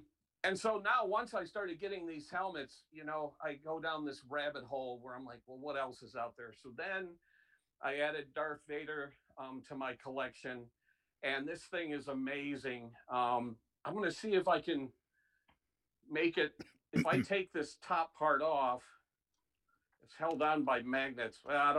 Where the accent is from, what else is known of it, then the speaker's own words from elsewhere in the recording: Chula Vista, California, United States; And my dad was stationed in the Navy, and so I'm from Chula Vista, California.